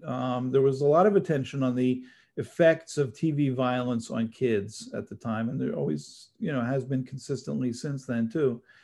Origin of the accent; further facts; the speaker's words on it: New Jersey, United States; moved away as an adult; also born or lived in Syracuse, New York; now in Los Angeles, United States; I grew up in New Jersey